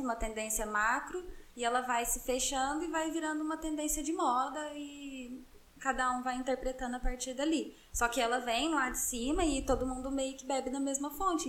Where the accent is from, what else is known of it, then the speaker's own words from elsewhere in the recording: Passos, Minas Gerais, Brazil; moved away; eu sou de Passos, e lá é uma cidade de 100 mil habitantes, interior de Minas Gerais